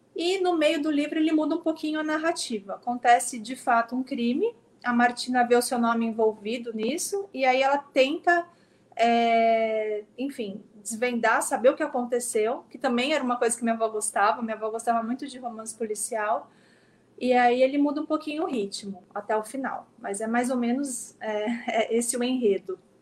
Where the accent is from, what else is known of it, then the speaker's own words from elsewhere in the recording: São Vicente, São Paulo, Brazil; moved away as an adult; now in São Paulo, Brazil; Eu sou de São Vicente, eu me formei aí, eu cresci no bairro Bitaru, que é um bairro de periferia